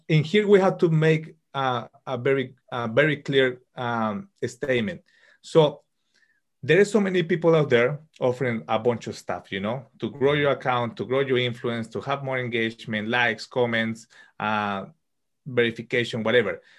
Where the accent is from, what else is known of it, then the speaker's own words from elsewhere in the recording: Colombia; moved away as an adult; now in United Kingdom; I'm from Colombia and uh, living currently in the UK. I studied computer engineering in Colombia